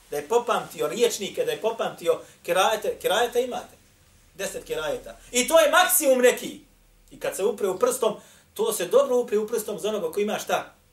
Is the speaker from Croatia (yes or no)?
no; Bosnia & Herzegovina